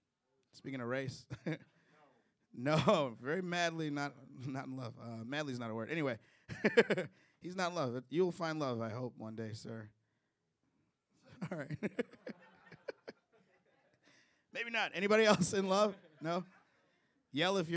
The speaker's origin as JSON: {"language": "English", "town": "Chicago", "region": "Illinois", "country": "United States", "moved": "yes", "said": "I'm originally from Chicago, Illinois"}